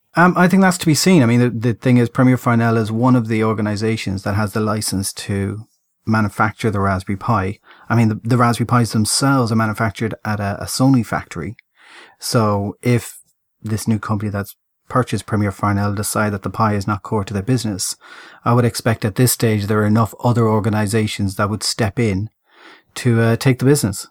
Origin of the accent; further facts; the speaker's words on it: Ireland; I'm Irish